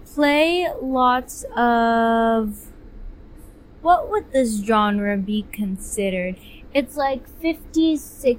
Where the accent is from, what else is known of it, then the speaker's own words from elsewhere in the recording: United States; I'm an American through.